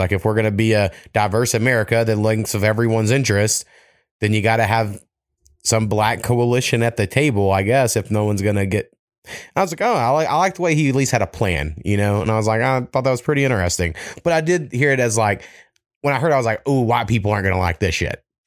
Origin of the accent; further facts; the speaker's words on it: United States; I'm American as fuck